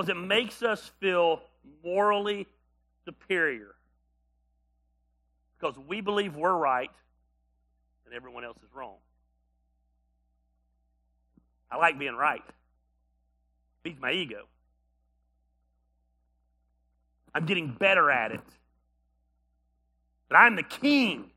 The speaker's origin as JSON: {"language": "English", "country": "United States", "said": "As an American"}